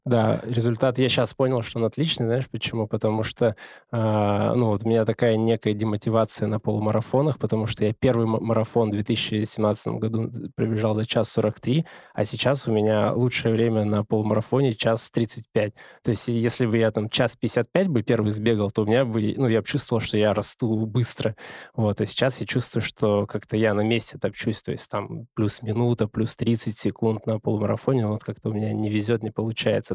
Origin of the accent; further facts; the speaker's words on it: Omsk, Omsk Oblast, Russia; moved away as an adult; now in Moscow, Russia; У нас хорошая хоккейная команда в Омске